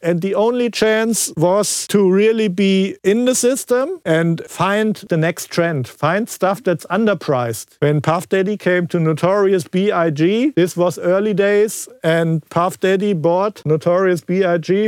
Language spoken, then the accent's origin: English; Frankfurt, Hesse, Germany; I was from Frankfurt area